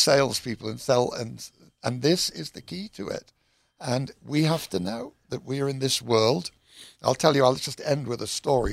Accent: United Kingdom; moved away; I'm British.

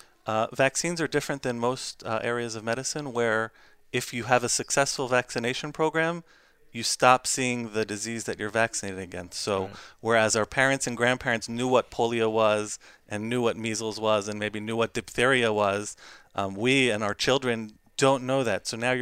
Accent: Baltimore, Maryland, United States; I'm from Baltimore, Maryland.

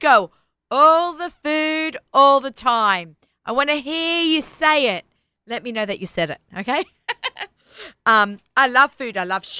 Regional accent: Sydney, New South Wales, Australia; moved away; we grew up together in Sydney, Australia

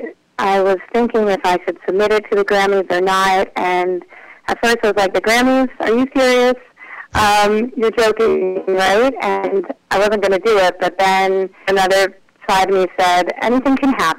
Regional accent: Charlotte, North Carolina, United States; I am from Charlotte, North Carolina. I was born and raised there

